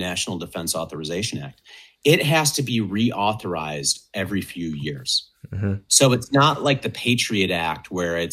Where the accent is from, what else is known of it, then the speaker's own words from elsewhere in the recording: United States; as an American